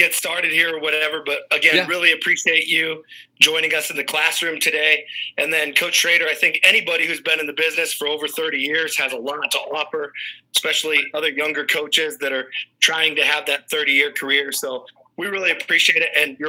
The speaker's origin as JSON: {"language": "English", "town": "Cherokee", "region": "Iowa", "country": "United States", "tie": "born or raised there", "lives_now": "Denison, United States", "said": "I know you were at my hometown for a little while, small town in northwest Iowa called Cherokee."}